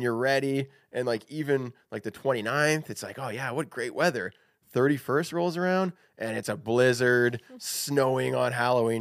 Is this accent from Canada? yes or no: yes; Canada